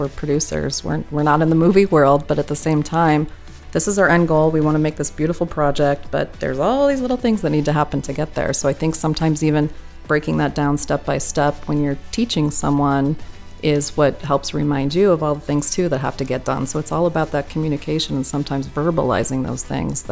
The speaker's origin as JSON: {"language": "English", "region": "Midwest", "country": "United States", "tie": "born or raised there", "said": "I grew up in the Midwest"}